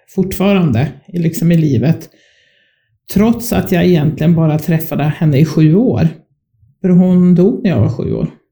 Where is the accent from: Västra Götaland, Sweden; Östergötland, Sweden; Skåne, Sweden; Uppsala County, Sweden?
Uppsala County, Sweden; Uppsala; moved away; also born or lived in Skåne; Där växte jag upp. Um, inte mina allra första små år, men från det jag var fyra år eh, så bodde jag